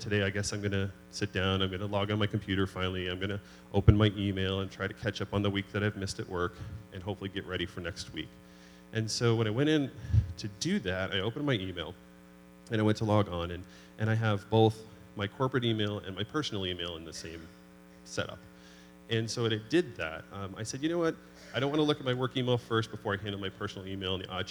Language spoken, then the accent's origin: English; New Hampshire, United States; moved away; growing up in New Hampshire, in the White Mountains